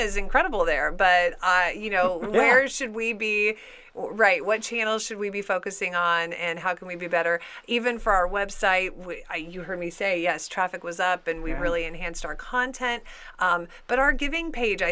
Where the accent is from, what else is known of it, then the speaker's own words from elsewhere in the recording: Houston, Texas, United States; now in Evansville, United States; I was born and raised in Houston